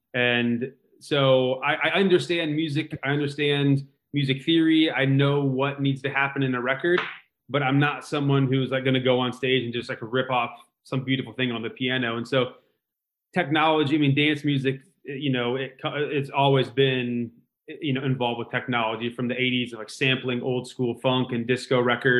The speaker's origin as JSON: {"language": "English", "region": "Indiana", "country": "United States", "tie": "born or raised there", "said": "I grew up in Indiana"}